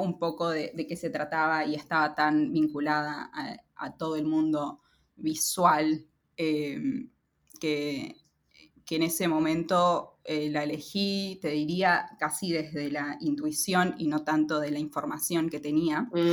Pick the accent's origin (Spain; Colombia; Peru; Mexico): Peru; Lima; moved away as an adult; now in Buenos Aires, Argentina; Lima, que es eh, la ciudad donde nací y crecí, en Lima, eh, en Perú.